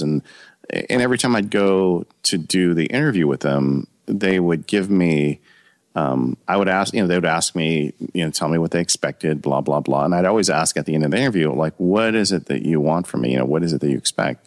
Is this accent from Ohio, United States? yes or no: no; Ontario, California, United States; I grew up in Ontario, California, which is um, a suburb um, about 30, 40 miles east of Los Angeles.